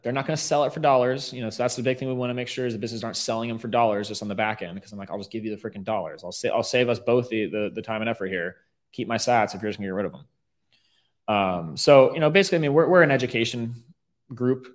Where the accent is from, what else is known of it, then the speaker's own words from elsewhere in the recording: Riverview, Florida, United States; also born or lived in Tampa, Florida; I'm born and raised mm. um, in the Riverview area. Um, I moved into Tampa during high school